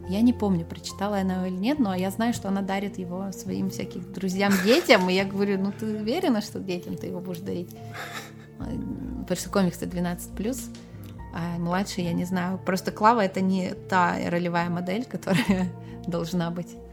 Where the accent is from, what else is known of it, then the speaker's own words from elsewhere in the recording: Petrozavodsk, Republic of Karelia, Russia; я же из Петрозаводска